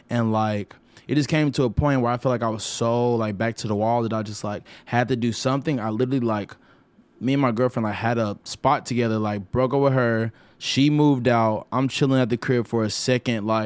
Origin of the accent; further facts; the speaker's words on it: Arkansas, United States; moved away as an adult; also born or lived in Little Rock, Arkansas / Pine Bluff, Arkansas; now in Los Angeles, United States; I didn't leave Arkansas until I was like 23.